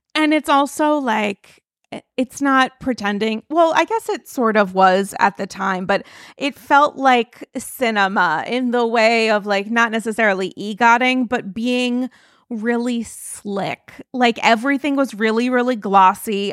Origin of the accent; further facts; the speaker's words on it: New York, United States; I'm a New Yorker